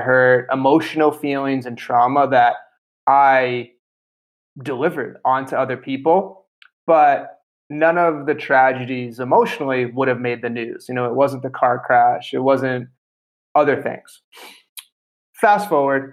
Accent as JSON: {"language": "English", "town": "Boston", "region": "Massachusetts", "country": "United States", "tie": "born or raised there", "also_born_or_lived": "Italy", "moved": "as an adult", "said": "So I grew up in Boston, Massachusetts"}